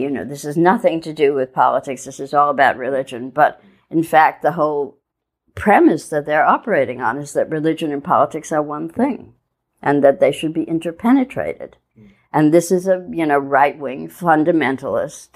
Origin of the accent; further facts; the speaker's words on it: Midwest, United States; moved away as an adult; now in New York, United States; I grew up in the Midwest moved to New York in the 70s, late 70s